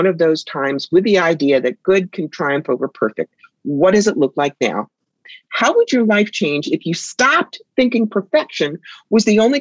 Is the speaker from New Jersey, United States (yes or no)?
yes; Cherry Hill, New Jersey, United States; now in upstate New York, United States; I grew up outside Philly in Cherry Hill, New Jersey